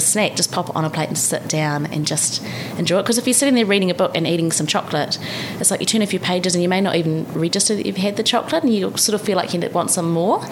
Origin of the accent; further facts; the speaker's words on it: Palmerston North, Manawatū-Whanganui, New Zealand; moved away as an adult; also born or lived in Christchurch / Paris / Canberra; now in Wellington, New Zealand; We met in Palmerston North, my hometown